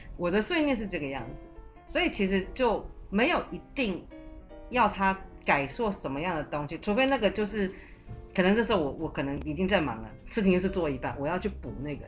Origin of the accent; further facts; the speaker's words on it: Taiwan; moved away as an adult; also born or lived in mainland China; 我在那个环境里面，我会被冠上我是台湾来的